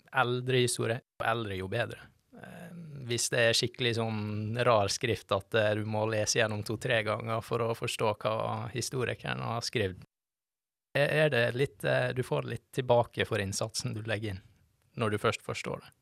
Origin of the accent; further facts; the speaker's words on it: Førde, Vestland, Norway; moved away as an adult; now in Bergen, Norway; Jeg er fra Førde. Sogn og Fjordane.